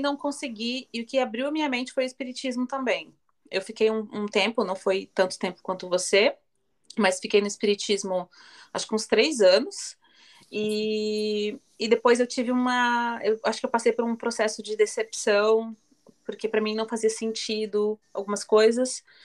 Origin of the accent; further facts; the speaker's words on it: Joinville, Santa Catarina, Brazil; eu sou de Joinville, Santa Catarina, no sul